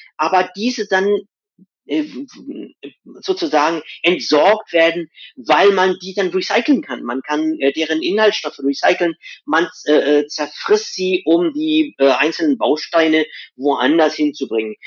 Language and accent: German; west coast of India, India; moved away; Wo ich herkomme aus Indien, die, Ost äh, die Westküste von Indien